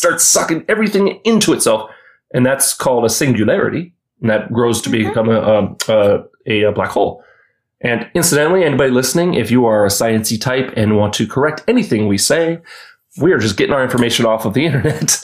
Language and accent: English; United States; we're American